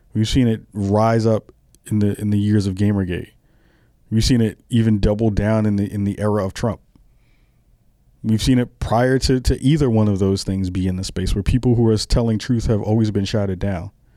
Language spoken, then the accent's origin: English; New York, United States; I'm a kid from the, the early, I'm sorry, the late seventies who was born and raised in New York